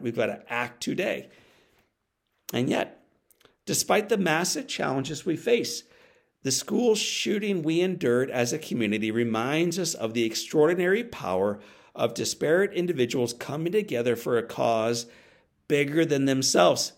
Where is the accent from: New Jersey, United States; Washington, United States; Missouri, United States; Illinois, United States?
Missouri, United States; St. Louis; my hometown of Saint Louis, Missouri